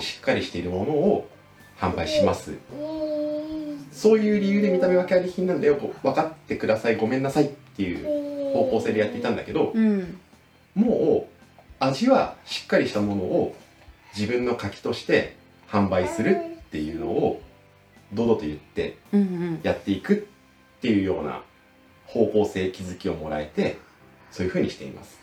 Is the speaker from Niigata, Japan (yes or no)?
yes; Niigata, Japan; born or raised there